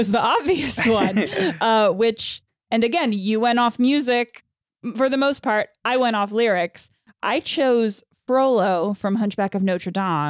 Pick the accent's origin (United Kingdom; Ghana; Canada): United Kingdom; England; I wanted to fawn over him like a love-struck schoolgirl, but I am English and genetically incapable.